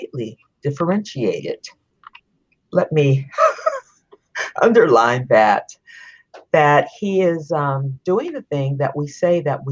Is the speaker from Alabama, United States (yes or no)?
no; San Francisco, California, United States; also born or lived in Sonoma County, California; I'm a California native, born and raised in San Francisco. living now in Sonoma County